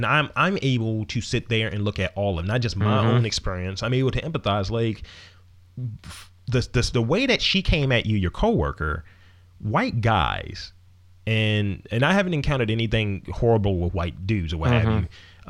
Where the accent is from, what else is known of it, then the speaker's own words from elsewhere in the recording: Wales, United Kingdom; I am a Welshman.